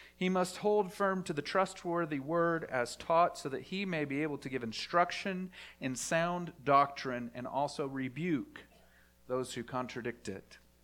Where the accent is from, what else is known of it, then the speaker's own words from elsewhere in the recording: Dallas, Texas, United States; I grew up in the Bible Belt, the buckle of the Bible Belt, in Dallas, Fort Wor-, the Dallas, Fort Worth area